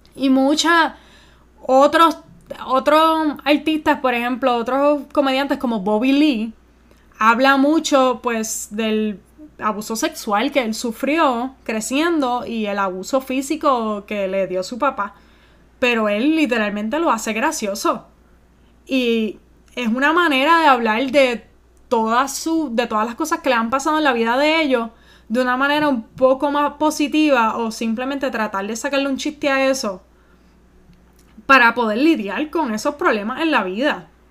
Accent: Puerto Rico; moved away as an adult; now in United States; yo también me crié en Puerto Rico

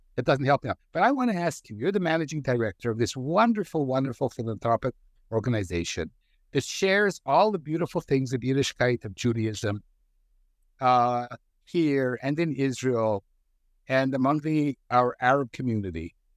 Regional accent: Canada; I grew up in Canada.

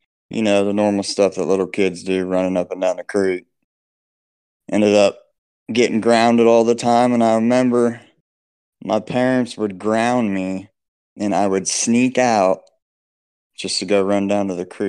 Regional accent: Southwest Ohio, United States; I appreciate you having me on. Same thing, man. I live in Southwest Ohio. I'm 40. Grew up here and I still live here.

